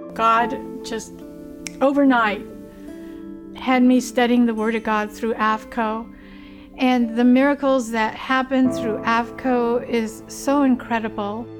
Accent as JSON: {"language": "English", "town": "Sitka", "region": "Alaska", "country": "United States", "said": "I'm Tlingit Indian from Sitka, Alaska"}